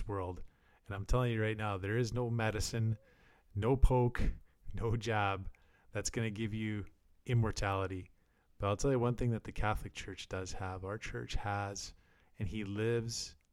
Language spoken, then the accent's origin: English; Alberta, Canada; Alberta, the province that I'm from Canada